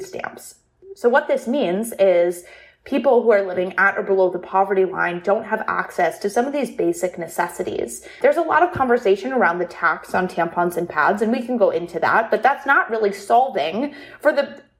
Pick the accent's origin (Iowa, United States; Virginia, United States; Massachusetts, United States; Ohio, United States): Ohio, United States; Toledo; also born or lived in Columbus, Ohio; I'm from Toledo, Ohio, where our company is based in Columbus, Ohio